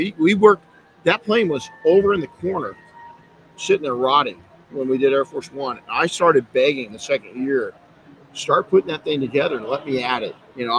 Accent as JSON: {"language": "English", "region": "Southern California", "country": "United States", "tie": "born or raised there", "said": "I grew up in Southern California where the Santa Ana winds."}